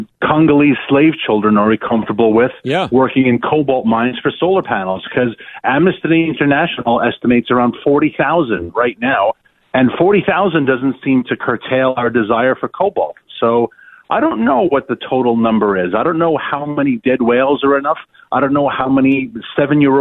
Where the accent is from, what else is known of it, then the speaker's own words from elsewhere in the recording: New York City, New York, United States; when I was a kid growing up in Queens